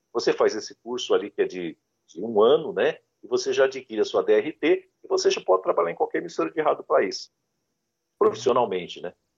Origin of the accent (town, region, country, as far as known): Santa Rosa de Viterbo, São Paulo, Brazil; born or raised there